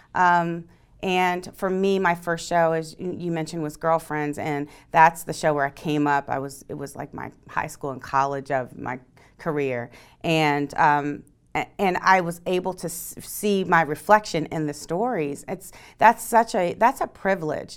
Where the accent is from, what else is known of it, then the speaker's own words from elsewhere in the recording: East Coast, United States; moved away; I'm from the East Coast